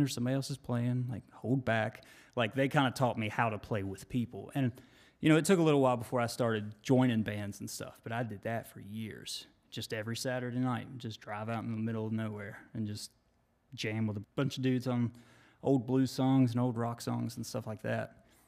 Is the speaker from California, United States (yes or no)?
no; Monroe County, West Virginia, United States; I grew up in a small county down there, you don't even like say you're from this town. You're just like, yeah, I'm from Monroe County